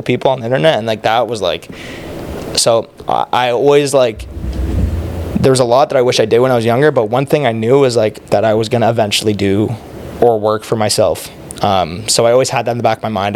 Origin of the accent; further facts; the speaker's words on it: Oakville, Ontario, Canada; also born or lived in Toronto; I was born in Toronto. Both my parents are South African. Mm-hmm. Um, I lived in Toronto. I was like four. Moved to Oakville